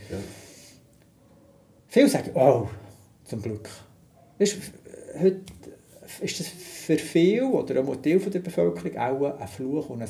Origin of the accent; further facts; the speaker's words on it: Zürich, Switzerland; Du musst sehen, dort, wo ich aufgewachsen bin, mein Vater hat im Sozialen gearbeitet, also per se überhaupt kein Handwerk. In meiner Jugendzeit, wir haben von geistig Behinderten über äh, psychisch Behinderten, dann zumal in meiner Jugend Schletten und Platzspitze in Zürich aktuell gesehen.